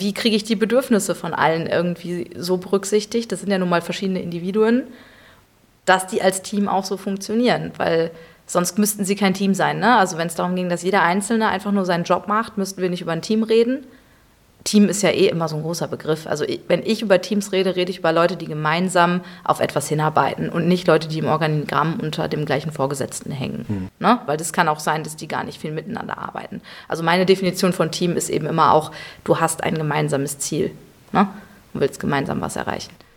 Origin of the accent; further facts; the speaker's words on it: Münster, North Rhine-Westphalia, Germany; now in Cologne, Germany; gebürtig komme ich aus Münster, also sture Westfälin